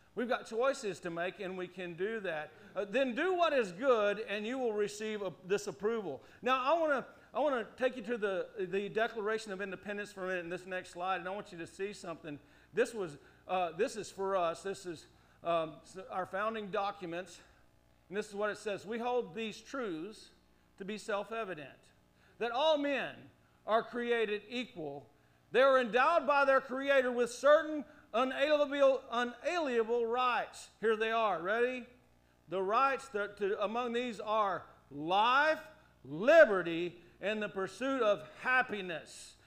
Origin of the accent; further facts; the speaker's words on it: United States; as an American